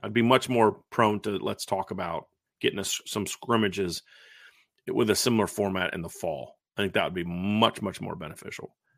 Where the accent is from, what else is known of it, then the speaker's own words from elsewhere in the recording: United States; I'm an American